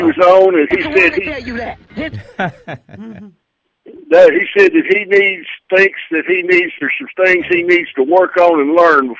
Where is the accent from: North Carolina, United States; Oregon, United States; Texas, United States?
North Carolina, United States; my home state